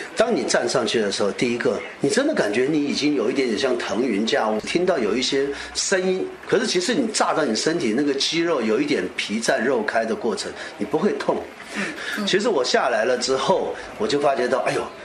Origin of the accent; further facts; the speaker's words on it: Kaohsiung, Taiwan; 我是来自于高雄的